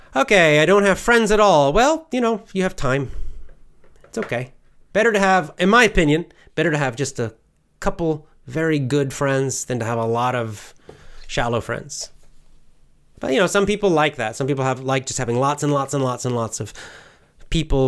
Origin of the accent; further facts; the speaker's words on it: United States; I'll just say America